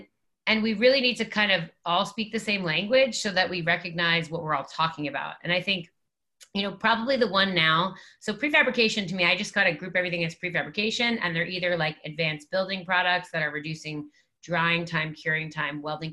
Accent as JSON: {"language": "English", "region": "New Jersey", "country": "United States", "said": "we're all from Jersey"}